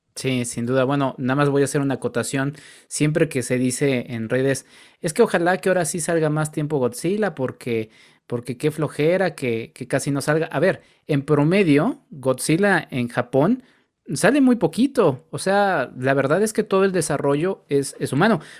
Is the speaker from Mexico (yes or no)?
yes; Mexico; como mexicanos